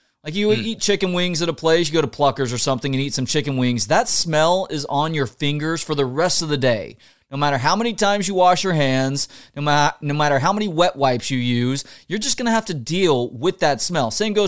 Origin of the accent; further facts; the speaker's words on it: Dallas, Texas, United States; you and I grew up on the Ticket in Dallas.